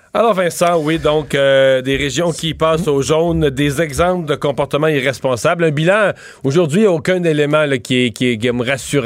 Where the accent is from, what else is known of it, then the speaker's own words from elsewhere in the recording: Bas-Saint-Laurent, Quebec, Canada; now in Montérégie, Canada; Montréal, Montérégie, Bas-Saint-Laurent, ma région de travail, ma région de résidence, ma région d'origine